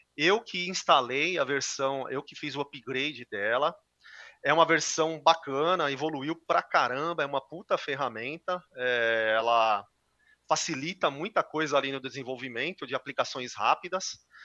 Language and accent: Portuguese; São Paulo, Brazil; also born or lived in Santa Catarina; Sou paulista, sempre morei em São Paulo